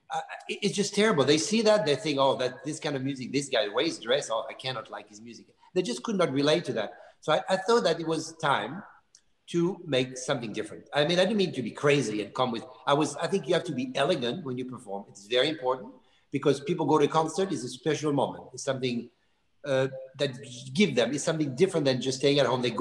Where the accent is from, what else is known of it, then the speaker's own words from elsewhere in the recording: Bourgogne-Franche-Comté, France; because I love Burgundy wine, and of course, I'm from Burgundy, so this is speaking of almost like my family.